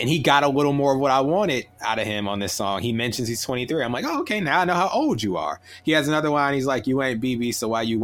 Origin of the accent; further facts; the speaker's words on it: Peoria, Illinois, United States; I'm from Peoria, Illinois.